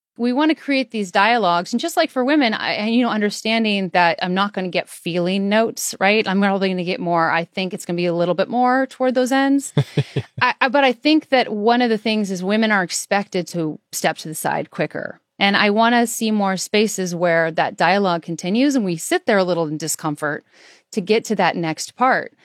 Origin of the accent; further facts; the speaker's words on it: Iowa, United States; I'm from Iowa